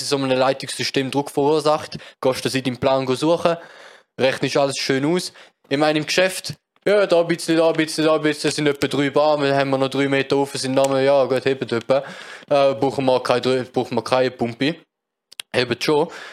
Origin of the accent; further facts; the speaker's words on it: Switzerland; als Schweizer